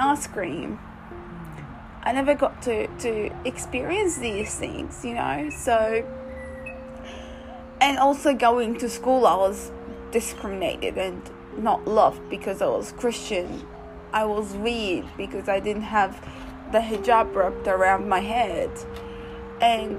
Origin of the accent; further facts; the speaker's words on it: Iraq; also born or lived in Lebanon; now in Australia; being a girl and growing up in Iraq